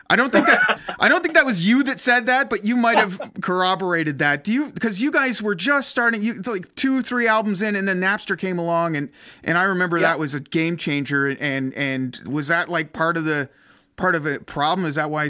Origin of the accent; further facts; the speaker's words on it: Ottawa, Ontario, Canada; I grew up in Ottawa, right?